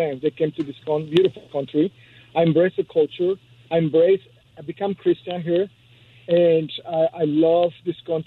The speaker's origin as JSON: {"language": "English", "country": "Mexico", "moved": "yes", "lives_now": "United States", "said": "I'm from Mexico"}